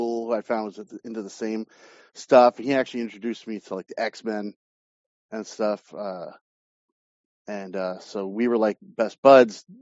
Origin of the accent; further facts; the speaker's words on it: Long Island, New York, United States; also born or lived in Queens, New York / Manhattan, New York; Grew up on Long Island